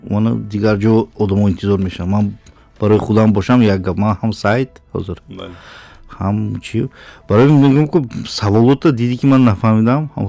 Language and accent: Tajik; outside Konibodom, near the Uzbekistan border, Sughd, Tajikistan; moved away; also born or lived in Dushanbe; ман берун аз конибодом дар сарҳади ӯзбекистон таваллуд шудам